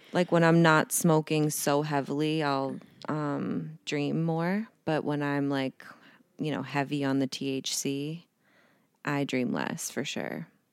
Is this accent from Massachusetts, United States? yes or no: yes; Boston, Massachusetts, United States; moved away; also born or lived in New York; I'm from Boston